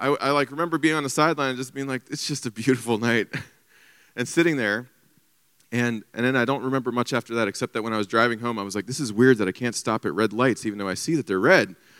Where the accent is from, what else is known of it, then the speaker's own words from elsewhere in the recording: Covington, United States; I'm from Covington, so just down the street